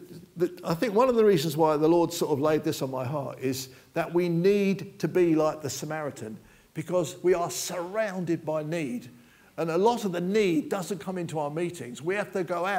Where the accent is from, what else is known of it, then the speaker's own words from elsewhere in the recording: United Kingdom; We're British